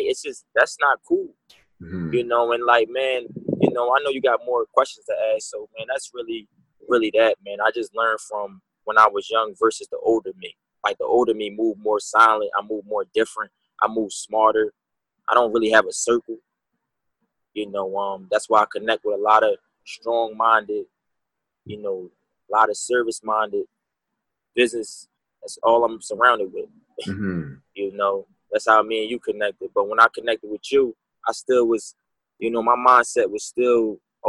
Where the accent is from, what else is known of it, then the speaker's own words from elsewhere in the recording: Philadelphia, Pennsylvania, United States; now in Orlando, United States; Me growing up in Philadelphia, PA, like, I really come from the streets